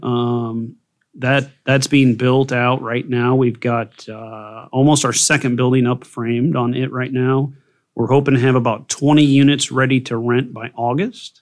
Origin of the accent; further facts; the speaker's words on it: Burlington, Iowa, United States; I was born and raised here in Burlington